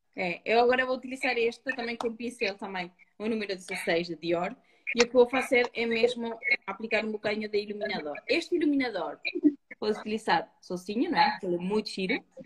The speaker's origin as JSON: {"language": "Portuguese", "country": "Uruguay", "tie": "born or raised there", "moved": "yes", "said": "eu nasci me criei no campo, no Uruguai"}